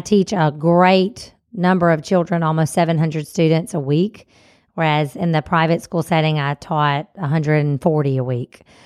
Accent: Mississippi, United States; we're from Mississippi

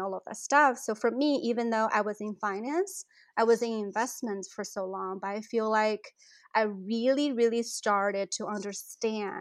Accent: China; moved away as an adult; now in St. Louis, United States; I grew up in China

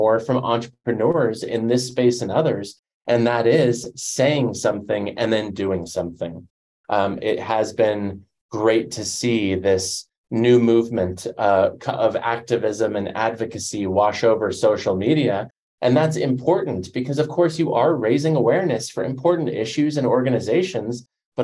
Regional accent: Denver, Colorado, United States; I grew up in Denver

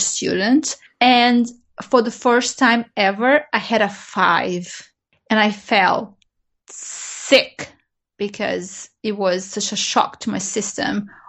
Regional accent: Brazil; English is a second language; The first time ever when I started learning English at school, I was 10 years old, and that's fifth grade in Brazil.

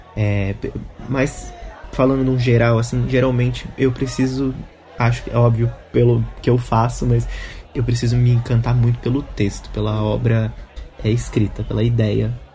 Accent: Minas Gerais, Brazil; now in São Paulo, Brazil; eu também sou de Minas, mas nunca fui pro Nordeste

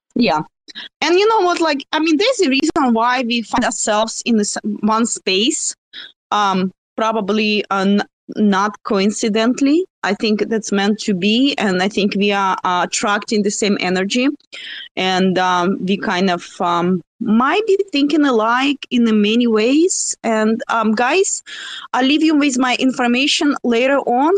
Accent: Russia; accent: Russian; my russian accent

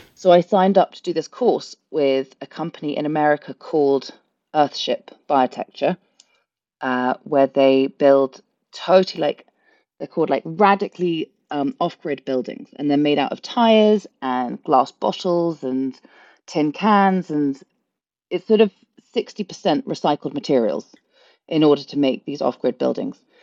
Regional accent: London, United Kingdom; moved away as an adult; now in Ireland; born and brought up in London

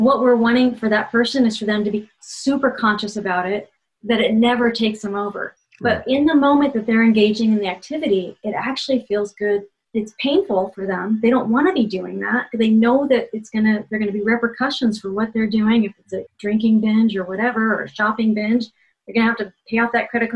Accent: Ohio, United States; I grew up in Ohio where politeness is so important. Midwestern politeness

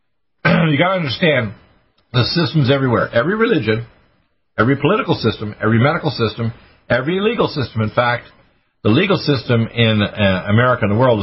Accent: Detroit, Michigan, United States; born there; also born or lived in Dartmouth, Canada; Now, in grade 10, I was living in Dartmouth, Nova Scotia. I was born in Detroit, Michigan, so I'm an American.

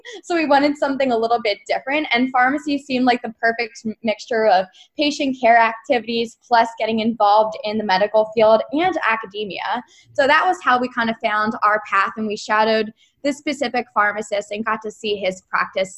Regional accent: Philadelphia, Pennsylvania, United States; So we were all born and raised in Philadelphia. At first we lived in the Northeast, but then we moved out to the suburbs for middle school.

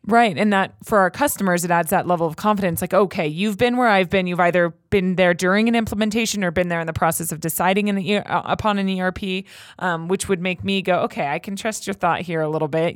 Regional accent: Los Angeles, California, United States; I'm from Los Angeles, born and raised

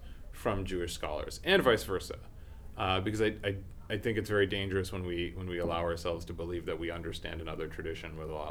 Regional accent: Pakistan; And this is not, as a Pakistani, to revel in Britain's misery, even though maybe a little bit. And the American in me as well.

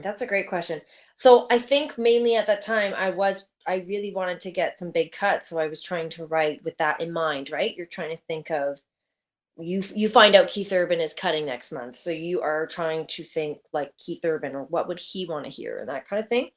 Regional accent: Oakville, Ontario, Canada; Born and raised in Oakville

